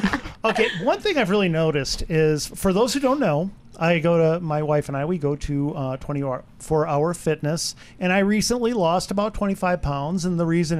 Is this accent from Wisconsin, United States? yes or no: yes; Wisconsin, United States; Okay, now I'm from Wisconsin.